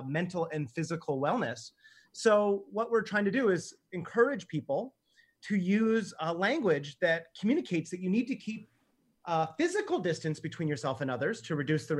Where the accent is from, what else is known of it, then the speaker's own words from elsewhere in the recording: Canada; I'm Canadian